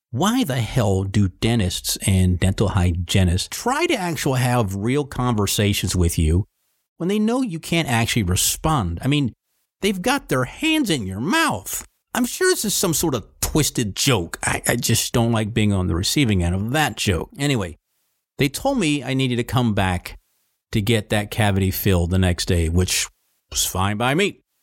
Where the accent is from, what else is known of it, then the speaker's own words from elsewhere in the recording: Virginia, United States; Sir, Virginia, sir